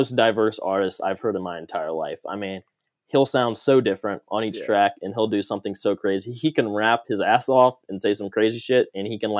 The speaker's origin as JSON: {"language": "English", "region": "North Carolina", "country": "United States", "said": "I'm from North Carolina"}